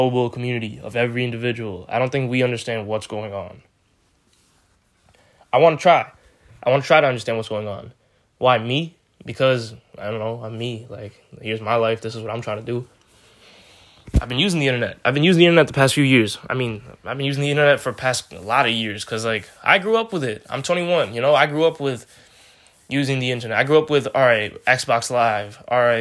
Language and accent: English; New York, United States; I'm a New Yorker. I live in New York.